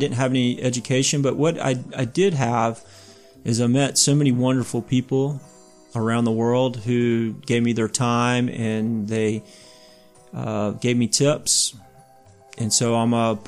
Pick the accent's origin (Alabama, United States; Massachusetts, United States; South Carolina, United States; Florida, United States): South Carolina, United States; I grew up in South Carolina, of all places